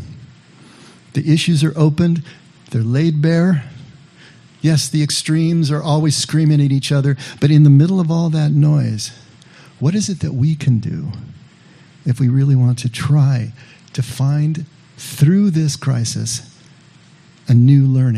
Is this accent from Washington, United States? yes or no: no; Monterey Park, California, United States; I grew up in Monterey Park, which is right in the shadow of East